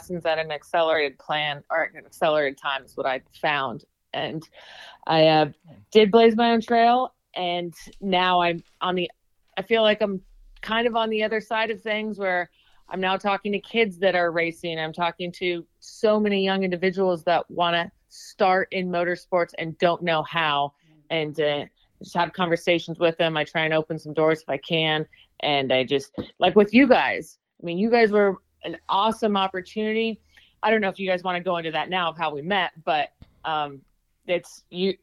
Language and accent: English; Redlands, California, United States; moved away as an adult; also born or lived in Atlanta, Georgia / Indianapolis, Indiana / Lake Havasu, Arizona; now in Arizona, United States; I grew up in Redlands, California, the Inland Empire 909. Left when I was 19, 20 years old